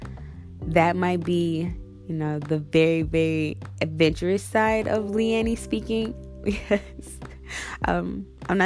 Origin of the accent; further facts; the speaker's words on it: St. Louis, Missouri, United States; I'm from St. Louis, born and raised in St. Louis